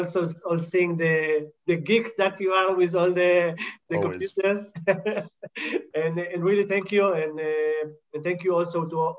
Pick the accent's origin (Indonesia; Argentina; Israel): Argentina; I was born in Argentina